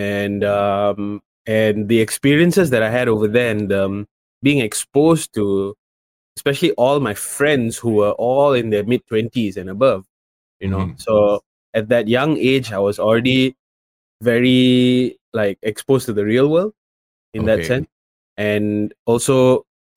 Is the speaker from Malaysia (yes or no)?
yes; Malaysia; me being Malaysian and being over there